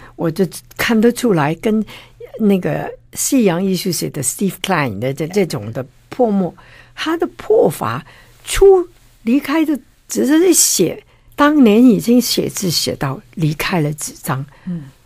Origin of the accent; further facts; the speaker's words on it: Guangdong, China; now in Taiwan; 我们广东人就不懂这个